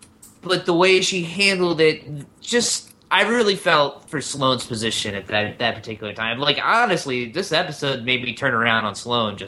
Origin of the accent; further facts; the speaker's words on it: the American South, Southern United States, United States; I just associate that with my Southern upbringing.